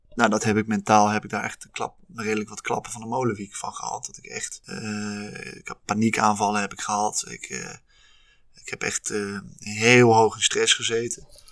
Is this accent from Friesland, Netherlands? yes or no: no; Haarlem, North Holland, Netherlands; also born or lived in Leiden; ben in Haarlem opgegroeid en toen ben ik uiteindelijk in Leiden beland.